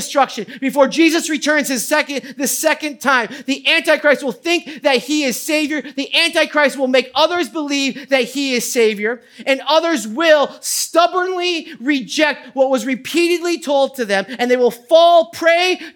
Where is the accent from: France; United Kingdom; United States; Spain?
United States; New England; I grew up in New England